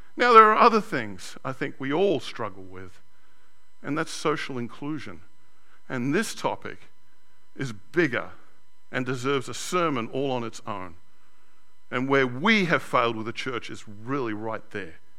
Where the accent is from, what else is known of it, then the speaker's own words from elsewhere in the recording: Sydney, New South Wales, Australia; Growing up in Australia, in a white, very white 70s and 80s Australia, I was known as a WOG